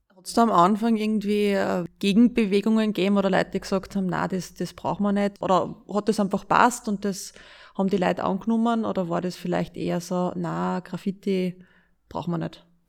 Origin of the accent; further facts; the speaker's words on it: Styria, Austria; moved away as an adult; now in Linz, Austria; Ich bin ja aus der Steiermark